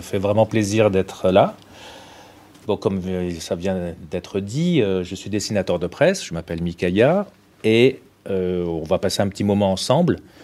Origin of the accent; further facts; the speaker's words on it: Tunisia; moved away; comme je suis né en Tunisie